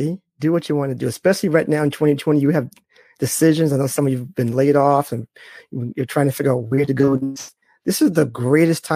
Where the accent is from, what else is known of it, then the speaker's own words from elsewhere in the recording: Boston, Massachusetts, United States; I'm from Boston.